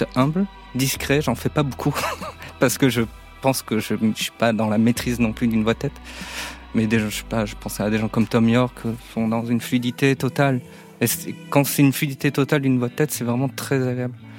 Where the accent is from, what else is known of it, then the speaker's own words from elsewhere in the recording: Mont-de-Marsan, Nouvelle-Aquitaine, France; je viens des, des Landes, de Mont-de-Marsan